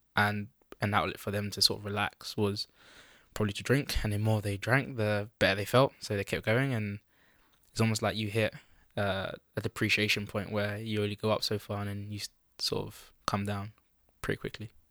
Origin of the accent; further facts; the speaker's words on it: United Kingdom; also born or lived in Netherlands; I was born in Holland. I moved to the U K when I was about four. So I started education here